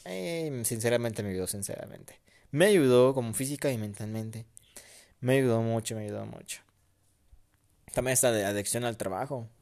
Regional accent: Mexico; México, en mi país mexicano aquí

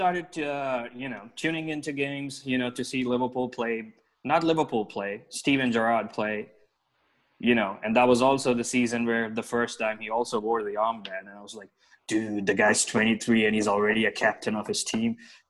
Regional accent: Hyderabad, Telangana, India; I'm from Hyderabad, India, the southern part of India.

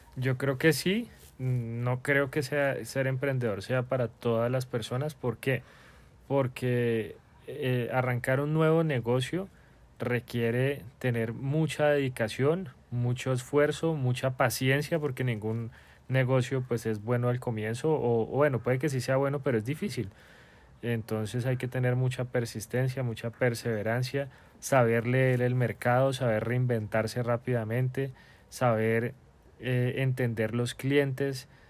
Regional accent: Bogotá, Colombia; moved away as an adult; como todo buen bogotano

